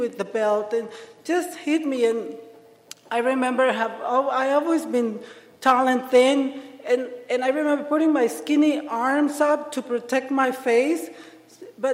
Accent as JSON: {"language": "English", "town": "Ensenada", "region": "Baja California", "country": "Mexico", "second_language": "English", "moved": "as an adult", "lives_now": "Seattle, United States", "said": "I am from Mexico, from Ensenada, Baja California. It's a drinking town."}